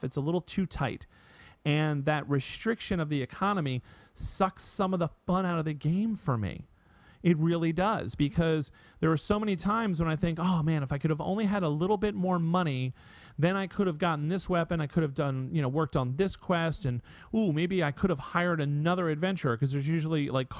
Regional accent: United States; also born or lived in Connecticut; as an American male

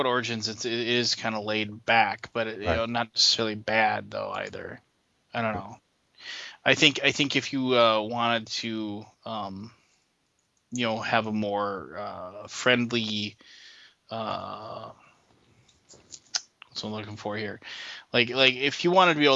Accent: United States; I'm American

